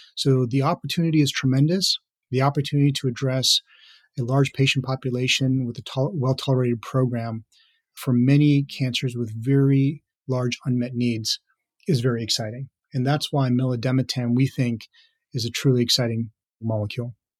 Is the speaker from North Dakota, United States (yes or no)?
no; Minneapolis suburbs, Minnesota, United States; moved away as an adult; also born or lived in Hyderabad, India / New York / San Francisco Bay Area; I grew up in the Minneapolis suburbs with all my educational career, really in the state of Minnesota